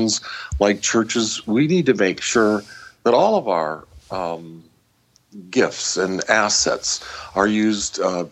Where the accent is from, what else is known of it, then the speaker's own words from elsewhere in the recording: Midwest, United States; I grew up in the Midwest amongst farm folks